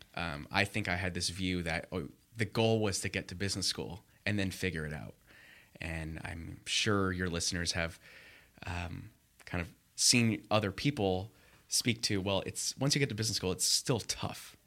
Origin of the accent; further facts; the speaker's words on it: Los Angeles, California, United States; moved away as an adult; also born or lived in Michigan / Chicago; now in Los Angeles, United States; grew up in the L A area